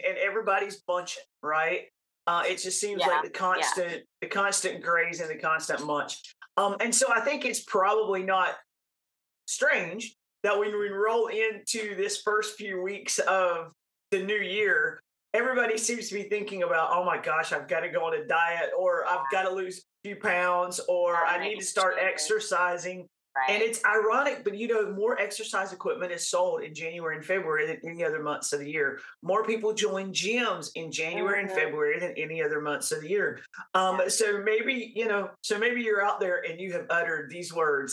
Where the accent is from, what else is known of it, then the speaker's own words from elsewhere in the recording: North Carolina, United States; I was raised in North Carolina